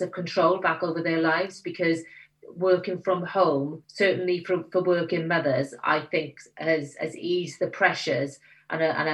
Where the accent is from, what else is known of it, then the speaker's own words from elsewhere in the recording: Abercynon, Wales, United Kingdom; accent: Welsh; moved away as an adult; also born or lived in London; now in Winchester, United Kingdom; I know when I go back to Abercynon, they think I sound slightly posh